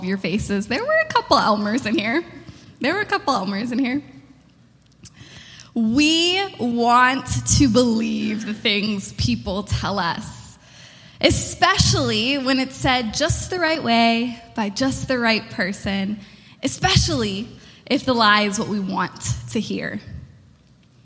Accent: Florida, United States; I'm from Florida

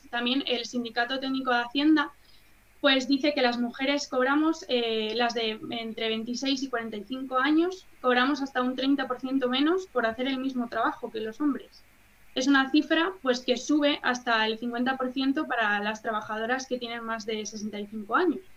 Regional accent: Madrid, Community of Madrid, Spain; Yo en concreto soy de Madrid

